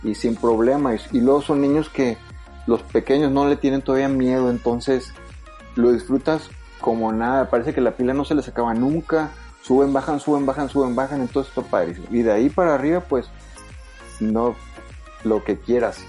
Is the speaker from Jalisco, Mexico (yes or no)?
no; Sonora, Mexico; soy de ahí